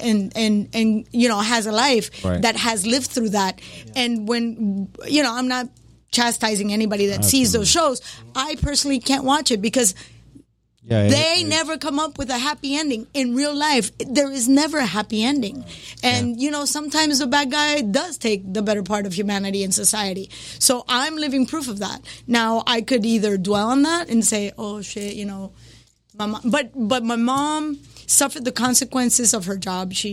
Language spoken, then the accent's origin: English; Cali, Valle del Cauca, Colombia; English is a second language; moved away; also born or lived in Hialeah, Florida; I born and raised in Cali, Colombia.